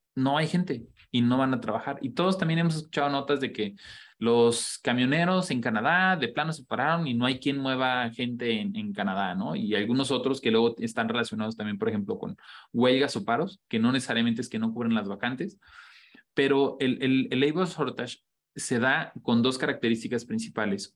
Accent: Mexico

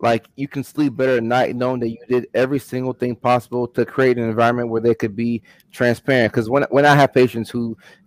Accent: Ghana; moved away; also born or lived in Virginia; I'm from Ghana, West Africa originally

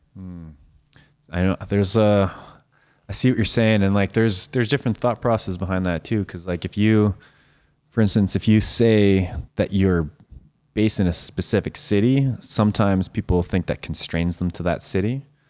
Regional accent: Saskatoon, Saskatchewan, Canada; I always said I was from Saskatoon

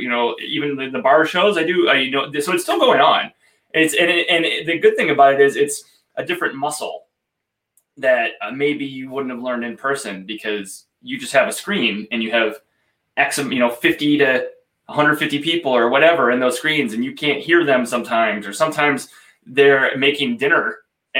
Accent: Iowa, United States; I grew up in Iowa

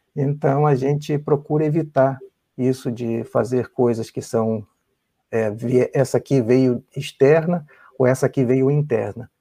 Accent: Rio de Janeiro, Brazil; moved away as an adult; also born or lived in São Paulo, Brazil; now in United States; nasci no Rio, sou carioca

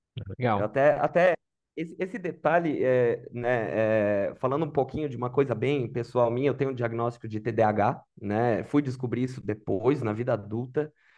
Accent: Otacílio Costa, Santa Catarina, Brazil; now in Lages, Brazil; eu nasci no município de Lages, em Santa Catarina, apesar de ter crescido numa cidade um pouco menor, chamada Tacílio Costa, que fica uns 50 km daqui.

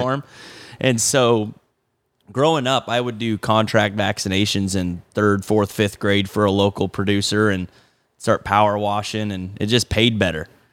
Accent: Oskaloosa, Iowa, United States; also born or lived in Kinston, North Carolina / Pella, Iowa; I grew up in Oskaloosa, uh, went to school in Pella, two for high school, and then, uh, was actually born in Kinston, North Carolina.

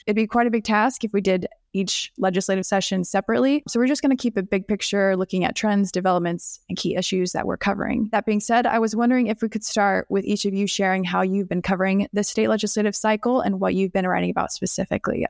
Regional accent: Texas, United States; I'm from Texas

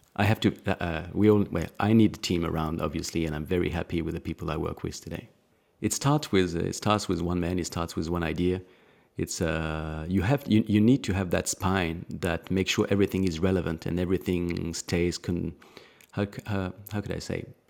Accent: Alsace, Grand Est, France; I was born in Alsace

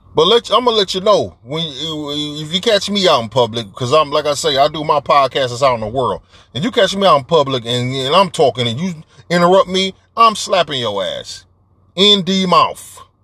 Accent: Detroit, Michigan, United States; I'm from Detroit

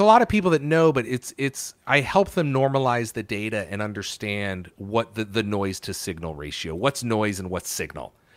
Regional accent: New Haven, Connecticut, United States; moved away as an adult; also born or lived in Syracuse; now in Seattle, United States; I grew up in Connecticut. I was born in Connecticut. I was born in New Haven.

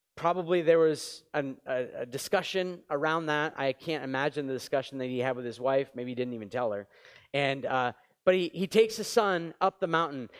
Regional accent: New England, United States; now in Montreal, Canada; I grew up in New England. It was freezing and moved to Montreal

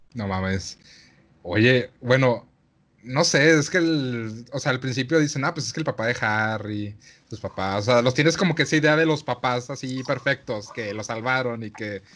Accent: Mexico

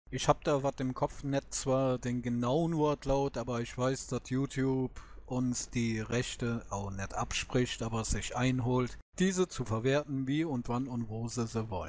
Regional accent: Germany; wird es bei uns in Deutschland sehr wahrscheinlich kommen.

